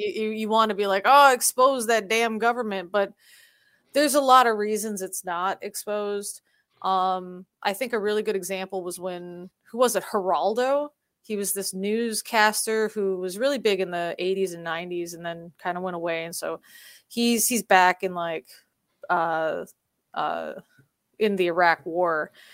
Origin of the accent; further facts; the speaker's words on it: United States; now in South Korea; I'm American